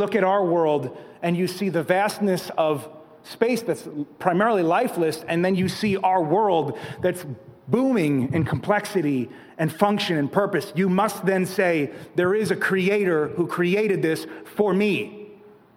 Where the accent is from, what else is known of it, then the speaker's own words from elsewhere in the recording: Catskill Mountains, New York, United States; moved away; I grew up in the Catskill Mountains, so the stars are pretty big.